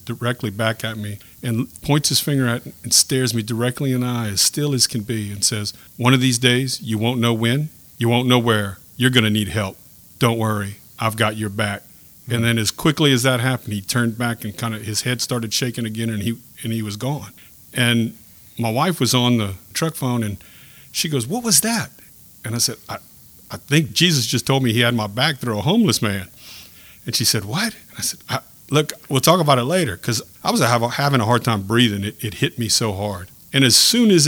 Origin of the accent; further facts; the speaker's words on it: Lafayette, Louisiana, United States; now in Youngsville, United States; I'm from Lafayette, born and raised